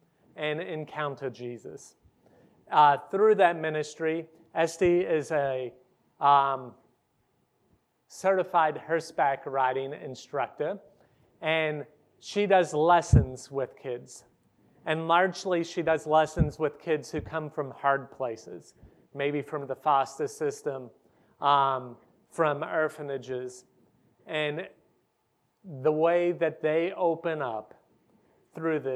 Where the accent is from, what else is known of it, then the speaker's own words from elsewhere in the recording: Ohio, United States; moved away as an adult; now in Hungary; I'm a preacher's kid from Ohio